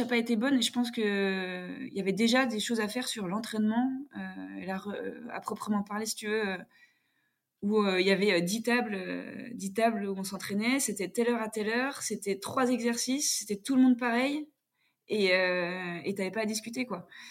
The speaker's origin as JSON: {"language": "French", "area": "Jura", "region": "Bourgogne-Franche-Comté", "country": "France", "tie": "born or raised there", "also_born_or_lived": "Paris region", "said": "je suis née en région parisienne, mais j'ai grandi dans le, dans le Jura."}